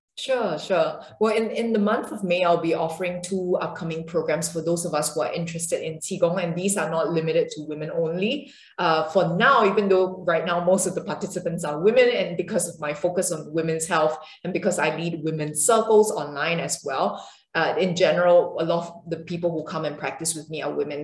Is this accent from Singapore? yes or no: yes; Singapore; I come from Singapore and uh, an Asian background